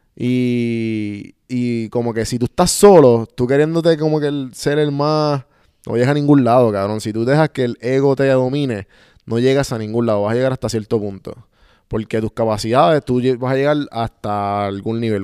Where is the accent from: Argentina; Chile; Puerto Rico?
Puerto Rico; moved away; nosotros como puertorriqueños nos criamos